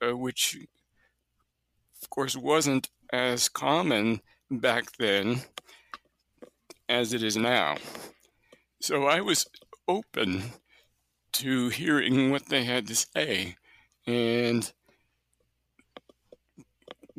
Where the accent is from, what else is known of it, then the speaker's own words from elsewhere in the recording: near Buffalo, New York, United States; also born or lived in Alberta / British Columbia / New Brunswick; now in Kansas City, United States; I've actually lived near Buffalo, New York, so just south of you, which is where I grew up